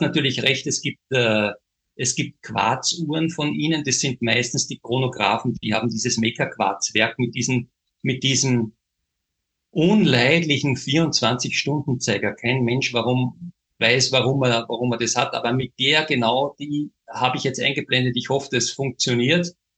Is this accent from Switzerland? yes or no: no; Austria; wir im kleinen Österreich